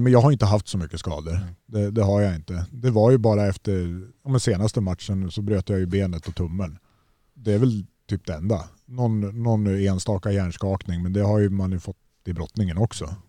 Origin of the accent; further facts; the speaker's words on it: Gävle, Gävleborg County, Sweden; hemma i Gävle med mina föräldrar.